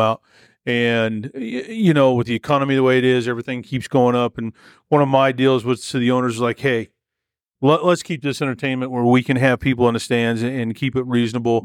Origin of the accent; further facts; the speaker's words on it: Texas, United States; moved away; when I was growing up in Texas